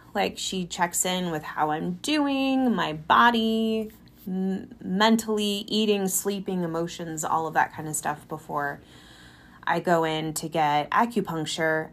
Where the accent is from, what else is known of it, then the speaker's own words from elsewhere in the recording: California, United States; now in Colorado, United States; Growing up in California